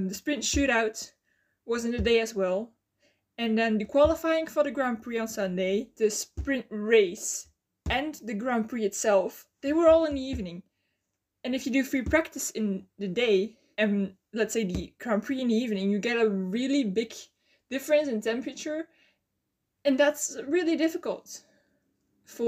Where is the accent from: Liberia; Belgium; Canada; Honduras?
Belgium; English is a second language; I'm from Belgium